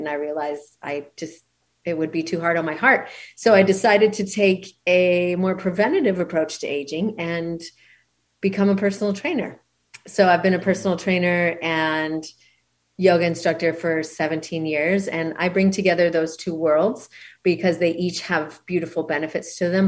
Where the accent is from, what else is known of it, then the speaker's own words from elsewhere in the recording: Canada; moved away as an adult; now in Maui, United States; I'm originally from Canada